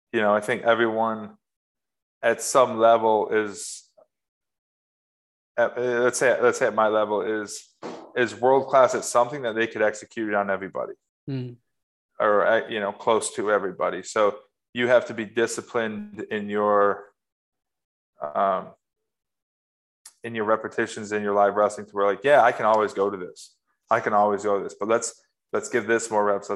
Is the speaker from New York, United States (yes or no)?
yes; New York, United States; moved away as an adult; also born or lived in Raleigh, North Carolina; now in Ithaca, United States; the area I grew up here in New York in terms of the ruralness of it